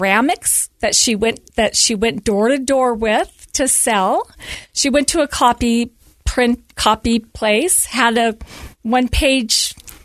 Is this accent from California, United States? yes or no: yes; Southern California, United States; moved away as an adult; now in Centerville, United States; I was born and raised in Southern California and moved to Utah. I've lived in Utah for 25 years